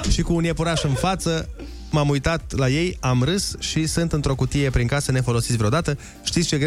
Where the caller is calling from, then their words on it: Timișoara, Timiș County, Romania; sunt din Timișoara.